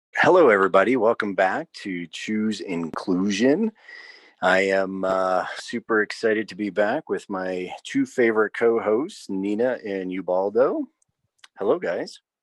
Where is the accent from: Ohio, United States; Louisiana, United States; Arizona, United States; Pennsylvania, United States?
Ohio, United States; I'm from Ohio